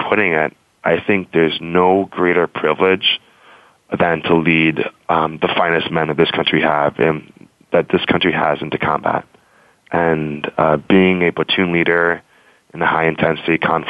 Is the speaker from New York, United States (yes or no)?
yes; New York City, New York, United States; I was born and raised in New York City and sort of a punk kid